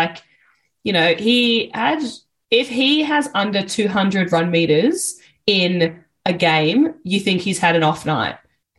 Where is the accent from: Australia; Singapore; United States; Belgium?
Australia; Queensland; even as a Queenslander